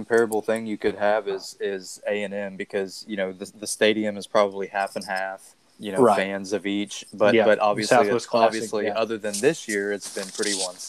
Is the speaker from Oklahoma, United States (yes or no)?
yes; Oklahoma, United States; growing up in Oklahoma